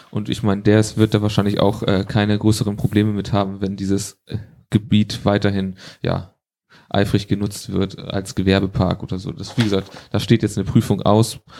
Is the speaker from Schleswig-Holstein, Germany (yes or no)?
yes; Schleswig-Holstein, Germany; Dann habe ich noch was sowohl als Holsteiner als auch EN und zwar geht es da um die Königstraße.